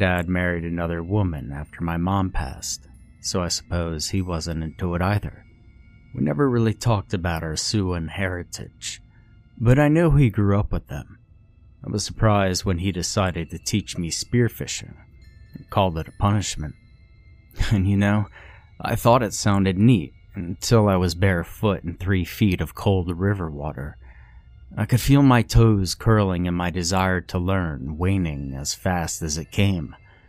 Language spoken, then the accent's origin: English; Iowa, United States; I grew up in Iowa, on farmlands that apparently belonged to our ancestors, but didn't anymore.